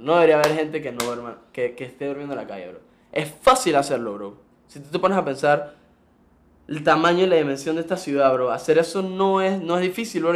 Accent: Panama; Yo nací aquí. Mi papá es argentino, mi mamá es panameña

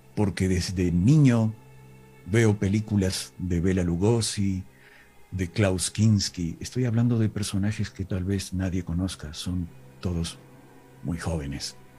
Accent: Villa Dolores, Córdoba, Argentina; accent: interior Argentine (not porteño); Mi pueblo se llama Villa Dolores

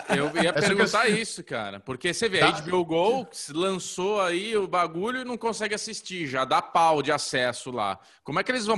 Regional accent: Brazil

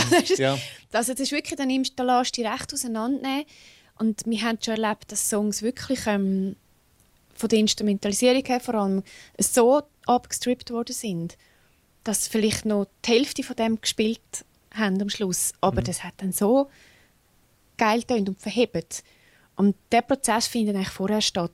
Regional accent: Switzerland; accent: Swiss German; first language Swiss German; Ich kann Englisch ist auch meine Zweitsprache, aber ich denke in Schweizerdeutsch. Genau. Ich rede in Schweizerdeutsch

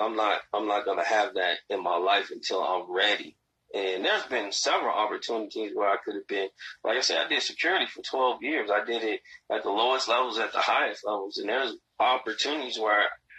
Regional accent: Gary, Indiana, United States; I grew up in Gary

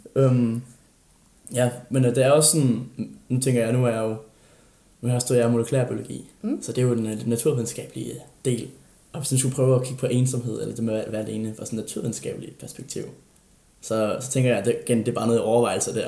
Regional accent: Funen, Southern Denmark, Denmark; moved away; jeg har været på Fyn, og jeg har været hjemme

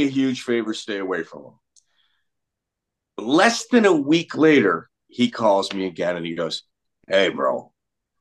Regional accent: Chicago, Illinois, United States; moved away; I'm from the Midwest, so I can tell you, like, Chicago is where I'm from

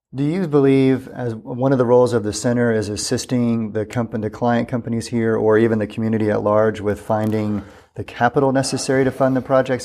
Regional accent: South Texas, United States; now in Corpus Christi, United States; being a South Texas boy myself

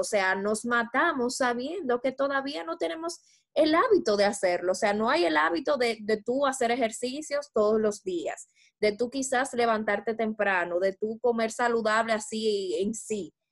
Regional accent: Dominican Republic; como buenas dominicanas que somos

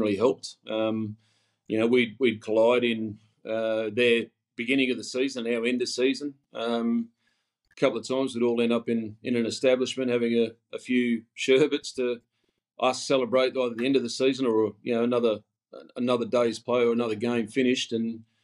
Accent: Queensland, Australia; moved away as an adult; also born or lived in Brisbane, Australia; now in Wilmslow, United Kingdom; I'm a Queenslander.

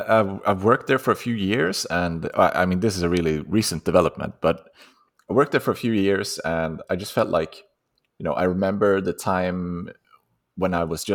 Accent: Sweden; English is a second language; Yeah, I'm Swedish, you know, the name, I don't know where that originally comes from.

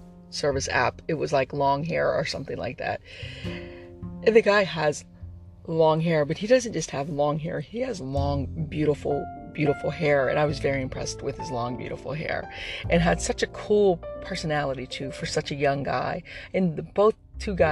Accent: Texas, United States; I'm a Texan

